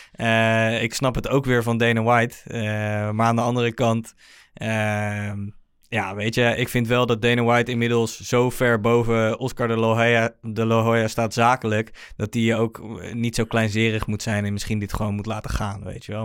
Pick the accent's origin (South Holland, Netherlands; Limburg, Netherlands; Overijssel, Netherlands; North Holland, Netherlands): South Holland, Netherlands; The Hague; Ik kom uit Den Haag